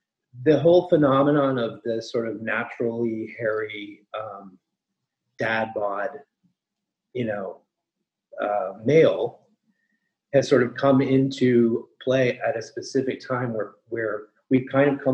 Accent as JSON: {"language": "English", "town": "Toronto", "region": "Ontario", "country": "Canada", "tie": "born or raised there", "also_born_or_lived": "New York City", "moved": "as an adult", "said": "I was born in Toronto, Canada"}